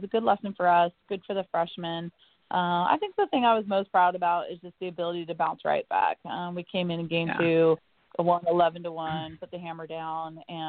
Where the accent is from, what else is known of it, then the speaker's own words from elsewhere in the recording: El Dorado Hills, California, United States; now in Florida, United States; I grew up in Northern California in El Dorado Hills.